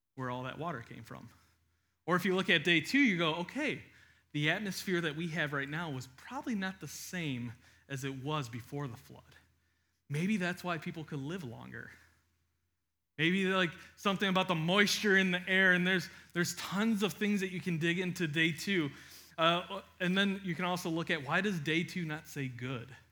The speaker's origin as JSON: {"language": "English", "country": "United States", "said": "we read it as an American in twenty twenty-two"}